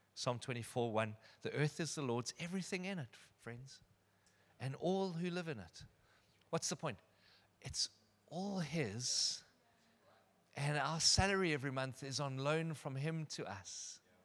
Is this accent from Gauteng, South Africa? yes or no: no; Durbanville, Western Cape, South Africa; also born or lived in Benoni; I attended school at Kenridge Primary. I grew up in Durbanville, just around the corner.